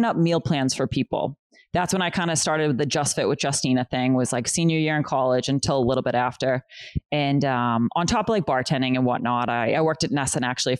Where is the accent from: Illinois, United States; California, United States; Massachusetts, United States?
Massachusetts, United States; Boston; moved away as an adult; also born or lived in Chelsea, Massachusetts; now in New Hampshire, United States; I was born in Chelsea, Massachusetts. And then we moved to West Roxbury because I got into Boston Latin Academy